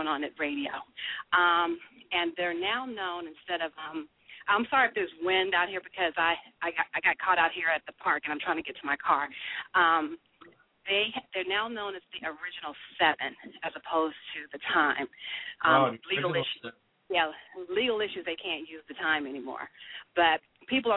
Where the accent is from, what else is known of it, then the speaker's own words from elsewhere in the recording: Sacramento, California, United States; moved away; Does your audience know I'm from Sacramento?